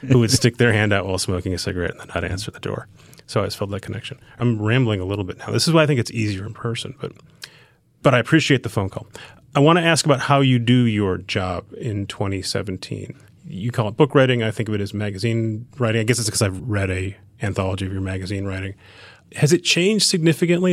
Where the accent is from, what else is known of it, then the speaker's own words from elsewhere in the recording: Edina, Minnesota, United States; moved away; I grew up outside Minneapolis